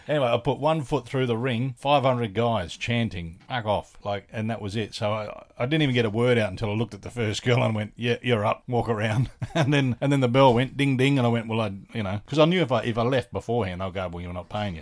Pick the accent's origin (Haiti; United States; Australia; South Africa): Australia; Adelaide, South Australia; moved away; also born or lived in Sydney; I'm originally from Adelaide, and when I moved back to Australia, I was in Sydney